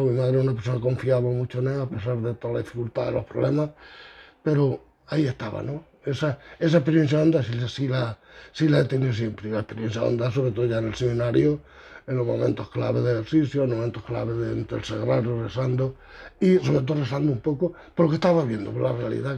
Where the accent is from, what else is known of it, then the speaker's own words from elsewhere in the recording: Aguilar, Spain; now in Villarrubia, Spain; yo nací en Aguilar en el 47